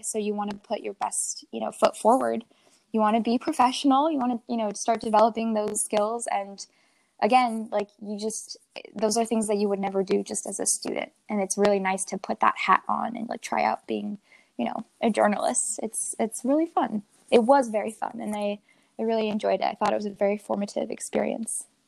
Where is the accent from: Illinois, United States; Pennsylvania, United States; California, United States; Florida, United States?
California, United States; Placentia; moved away as an adult; now in Washington, D.C., United States; I'm from Southern California, you know, from Placentia, where I went to Valencia.